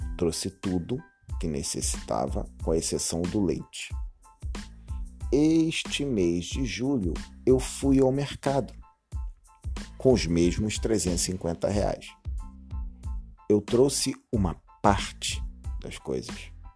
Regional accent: Brazil; como brasileiro

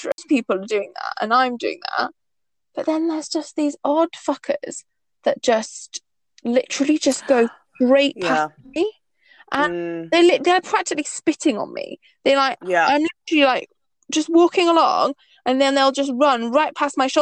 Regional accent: the Northeast, North East England, United Kingdom; now in London, United Kingdom; I grew up in the Northeast

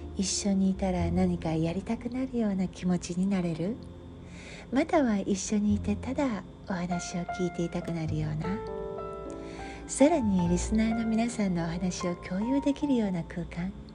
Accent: Japan; moved away as an adult; 私は日本で生まれて育った日本人ですが今は外国で暮らしています

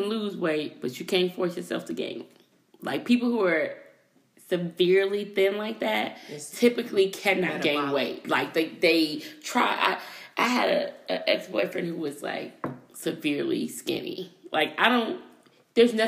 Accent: West Coast, United States; moved away as an adult; I grew up on the West Coast

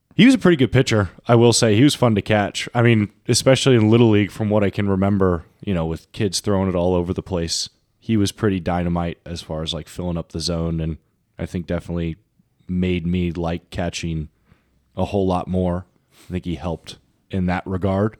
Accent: Orange County, California, United States; I was from Orange County, so we were both California guys

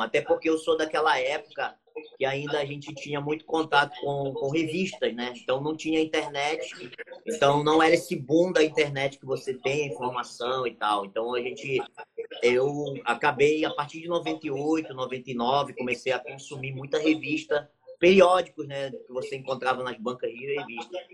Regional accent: Santana, Amapá, Brazil; eu sou aqui do Amapá, né? Estado do Amapá, cidade de Santana, né? Que é uma, uma cidade que fica próxima à capital. E a gente eu moro, na verdade, aqui desde uhum. a minha infância

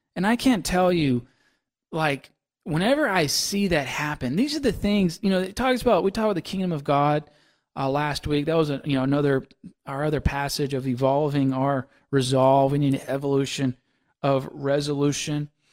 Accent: Mississippi, United States; moved away; growing up in Mississippi

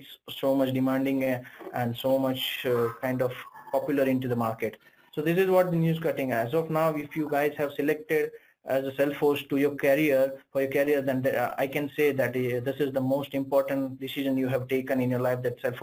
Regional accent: India; I'm from India

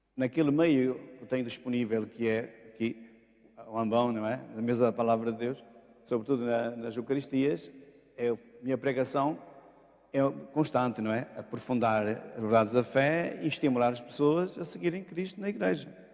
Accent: Bagunte, Norte, Portugal; moved away as an adult; also born or lived in Amorim / Braga / Viana do Castelo / Lisbon; fui à minha terra natal, a Bagunte, e porque meus pais já tinham retornado para, para lá

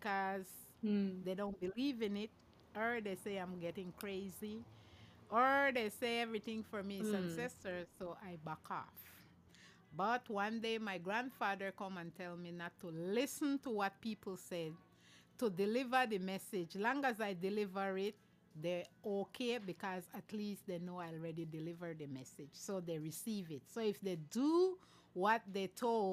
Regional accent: Hopkins, Stann Creek District, Belize; now in Belize City, Belize; I'm … from Hopkins Village, but I'm here in Belize City

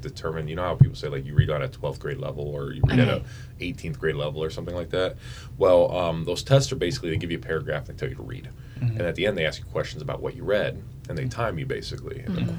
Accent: Germany; now in Fairbanks, United States; I grew up in Germany.

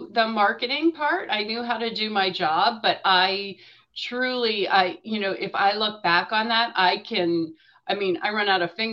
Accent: Erie, Pennsylvania, United States; also born or lived in Indiana, Pennsylvania; I grew up in Erie, which is, you know, up in the Northwest

